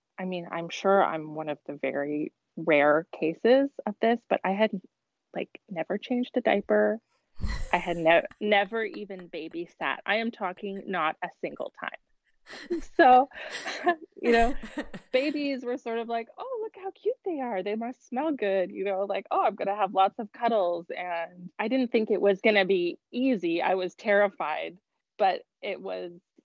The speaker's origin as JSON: {"language": "English", "region": "Ontario", "country": "Canada", "tie": "born or raised there", "also_born_or_lived": "Toronto, Canada / Boston, United States / Miami, United States", "moved": "as an adult", "lives_now": "Quebec City, Canada", "said": "I grew up in Ontario"}